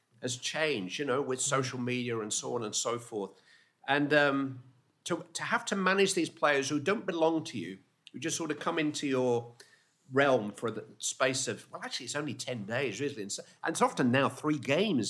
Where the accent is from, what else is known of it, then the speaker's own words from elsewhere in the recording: Bury, North West England, United Kingdom; I'm from Bury